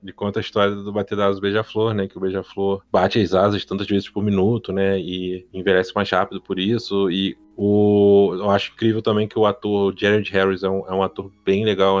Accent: Brazil; a gente enquanto brasileiro aqui

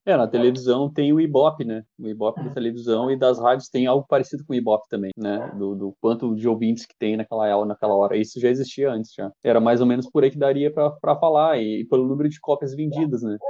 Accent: Brazil

